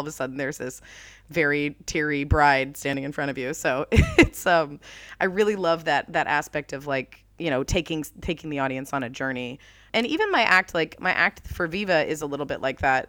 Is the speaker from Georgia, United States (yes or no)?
no; Jacksonville, Florida, United States; moved away as an adult; also born or lived in New York; where I grew up in Jacksonville, Florida